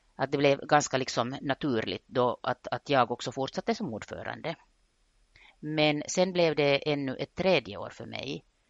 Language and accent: Swedish; Vaasa, Ostrobothnia, Finland; jag är Vasabo, jag är född och uppvuxen i Österbotten